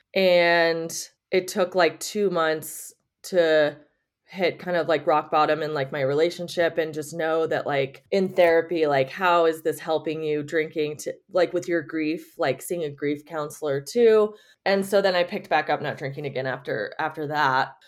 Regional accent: Las Vegas, Nevada, United States; also born or lived in Reno, Nevada; I was born in Vegas, and I got a scholarship to University of Nevada, Reno

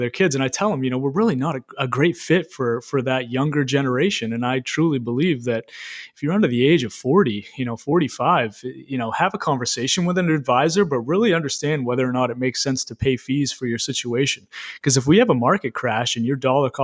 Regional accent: Greene, Maine, United States; also born or lived in Bangor, Maine / South Portland, Maine; now in Augusta, United States; I am, born and raised. So I was born in Green, which is a small town right outside of Lewiston.

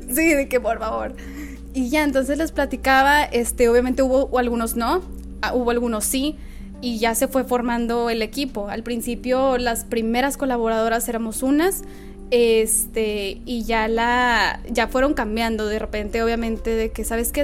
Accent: Nuevo Laredo, Tamaulipas, Mexico; moved away as an adult; also born or lived in Monterrey; yo soy de Nuevo Laredo eh, nada más que por la universidad me fui a vivir a Monterrey

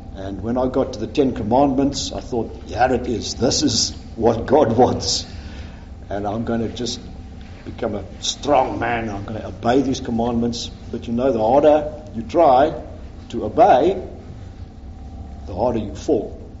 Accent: Pretoria, Gauteng, South Africa; moved away as an adult; also born or lived in Johannesburg / England; So I was born in Pretoria. I grew up there.

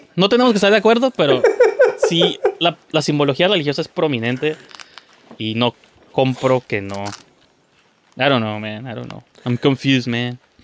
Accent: Tijuana, Baja California, Mexico; somos de Tijuana

